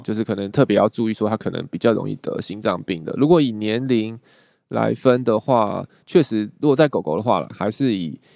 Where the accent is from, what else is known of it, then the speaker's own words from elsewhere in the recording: Taiwan; 我们台湾人